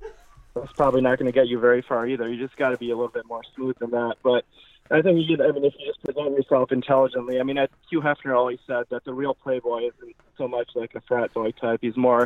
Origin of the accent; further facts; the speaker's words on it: Michigan, United States; now in Los Angeles, United States; I grew up in Michigan